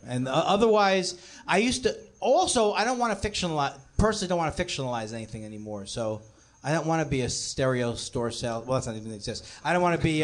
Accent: New York City, New York, United States; now in Los Angeles, United States; I'm from Queens and I moved here.

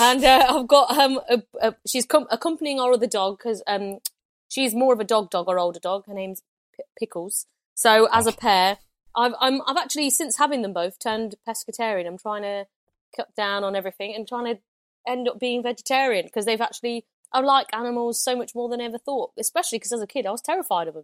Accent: Loughborough, East Midlands, United Kingdom; I'm from Loughborough

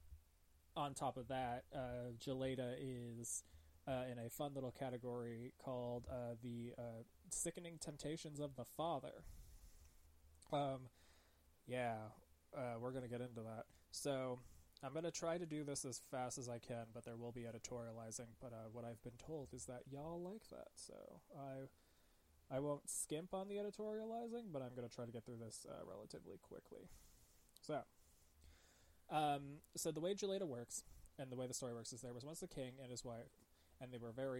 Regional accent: New England, United States; I'm from New England and everyone's your cousin, pretty much

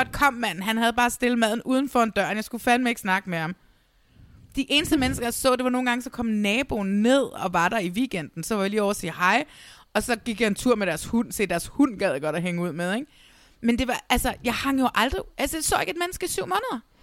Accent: Næstved, Zealand, Denmark; jeg er fra Næstved, og Vordingborg er den lille by, der ligger lige under Næstved

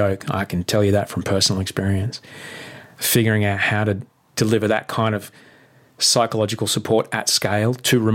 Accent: Brisbane, Queensland, Australia; moved away; Indooroopilly is right near where I grew up in Brisbane.

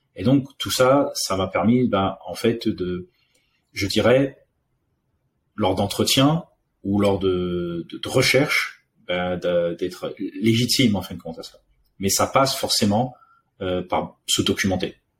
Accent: Réunion; also born or lived in Paris; now in France; je suis né en France, mais j'ai grandi à l'île de la Réunion

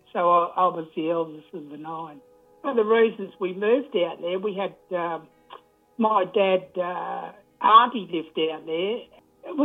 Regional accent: Sydney, New South Wales, Australia; also born or lived in Nowra, New South Wales; I was born in Surry Hills in 1949. The earliest memories of me was in Newtown. Now, we lived there in the 50s

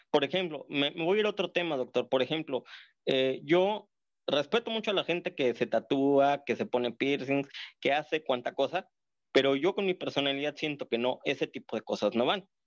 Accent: Mexico; De México. Le hablo de Ciudad Bien

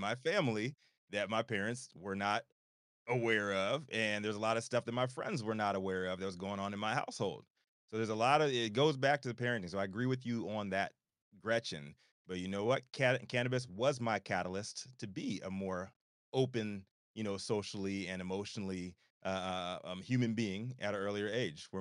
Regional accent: Virginia, United States; moved away as an adult; also born or lived in Chicago; where I'm from in Virginia

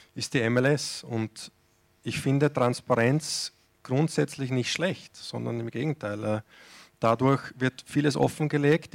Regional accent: Austria; moved away as an adult; Ich bin jetzt äh, auch aus Österreich ja, 2006, 2006 weggegangen

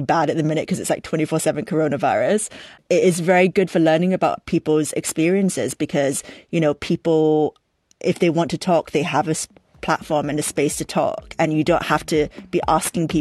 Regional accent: Singapore; stuff that I grew up with in Singapore

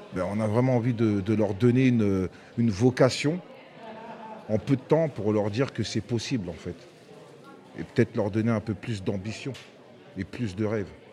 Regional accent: Aulnay-sous-Bois, Île-de-France, France; où j'ai où j'ai grandi, euh, où on a grandi à Aulnay

